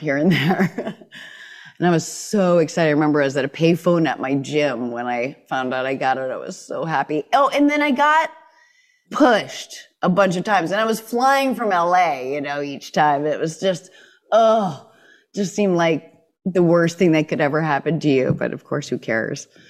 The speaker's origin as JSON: {"language": "English", "region": "New Hampshire", "country": "United States", "tie": "born or raised there", "said": "the hardcore life of, uh, growing up in New Hampshire"}